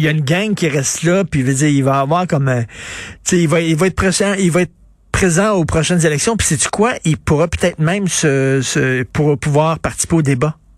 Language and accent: French; Quebec, Canada; je suis québécois